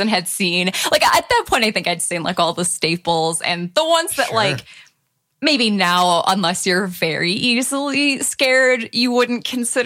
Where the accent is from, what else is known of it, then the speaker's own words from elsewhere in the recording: Michigan, United States; I'm from Michigan